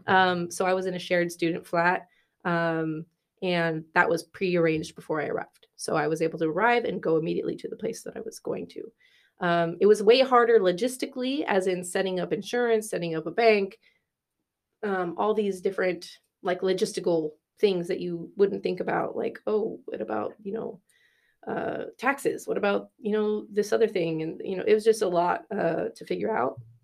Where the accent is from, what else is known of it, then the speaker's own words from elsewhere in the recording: California, United States; moved away as an adult; also born or lived in Berkeley; now in Dublin, Ireland; I'm from California